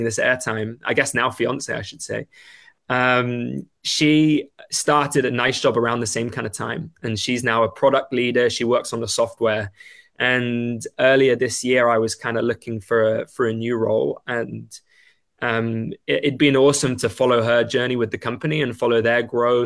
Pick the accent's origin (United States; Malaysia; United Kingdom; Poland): United Kingdom; England; moved away as an adult; now in Vancouver, Canada; I'm English.